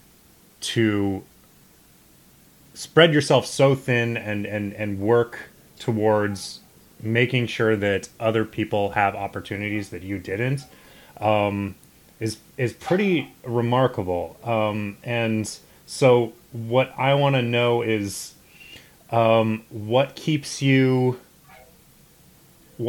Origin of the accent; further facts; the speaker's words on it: Midwestern suburbs, United States; a white dude from the Midwestern suburbs